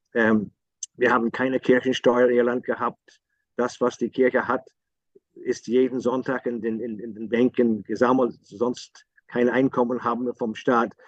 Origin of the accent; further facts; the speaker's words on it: Northern Ireland, United Kingdom; German is a second language; Bei uns im Norden waren, waren, waren die Katholiken eher eine Gesellschaft